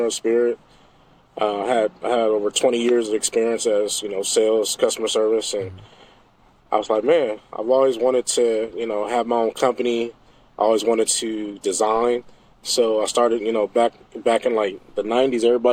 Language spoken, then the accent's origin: English; Portland, Oregon, United States; also born or lived in Omaha, Nebraska; Portland, Oregon. So I grew up here, but I'm not raised. I wasn't born here. So I was born in Omaha, Nebraska.